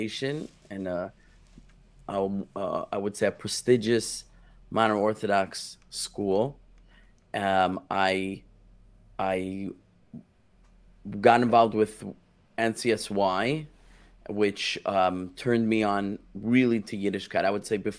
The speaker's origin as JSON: {"language": "English", "town": "New York City", "region": "New York", "country": "United States", "tie": "born or raised there", "also_born_or_lived": "Israel", "moved": "as an adult", "said": "I grew up in Brooklyn, New York"}